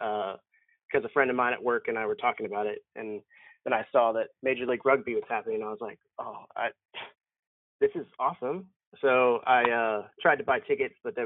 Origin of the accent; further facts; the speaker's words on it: Texas, United States; I'm from Texas